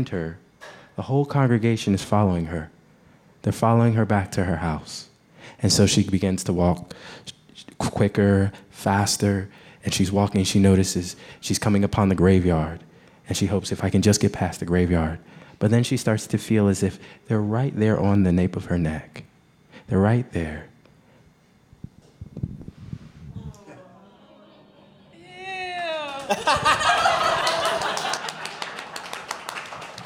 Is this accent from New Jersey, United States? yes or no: yes; New Jersey, United States; I grew up in New Jersey